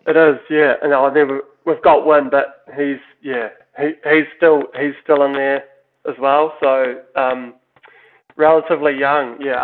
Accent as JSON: {"language": "English", "country": "New Zealand", "said": "we're obviously Kiwi"}